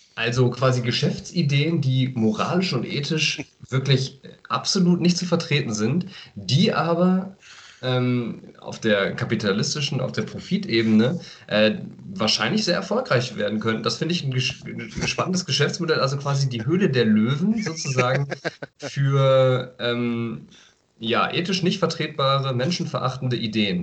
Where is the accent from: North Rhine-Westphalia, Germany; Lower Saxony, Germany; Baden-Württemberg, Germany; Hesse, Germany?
North Rhine-Westphalia, Germany; Aachen; als Aachener